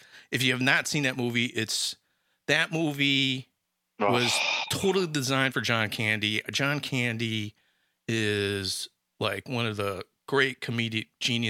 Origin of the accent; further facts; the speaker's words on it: Chicago, Illinois, United States; Yeah, we're from Chicago.